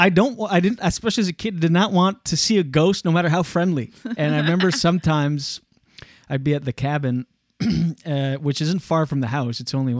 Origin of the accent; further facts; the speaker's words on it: Canada; accent: Canadian; Very Canadian.